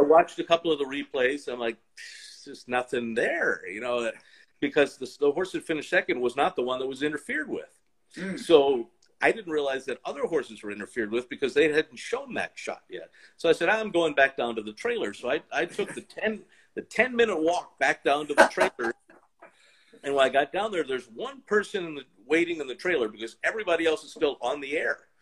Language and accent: English; Baltimore, Maryland, United States; I grew up in the Baltimore area.